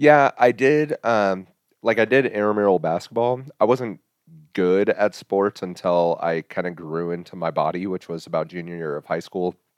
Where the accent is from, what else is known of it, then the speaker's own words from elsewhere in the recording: Hays, Kansas, United States; I was born and raised in Hayes, Kansas.